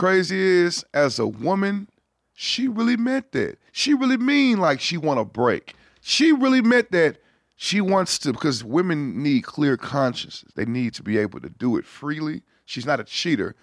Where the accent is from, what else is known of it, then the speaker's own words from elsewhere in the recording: Houston, Texas, United States; being from Houston